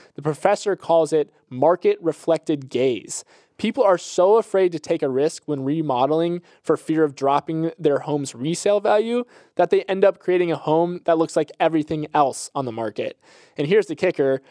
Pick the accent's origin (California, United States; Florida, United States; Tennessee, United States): Florida, United States; my home state of Florida